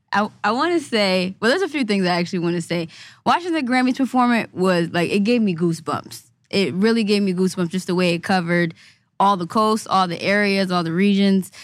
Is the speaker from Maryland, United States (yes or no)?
yes; Maryland, United States; moved away; I grew up in Maryland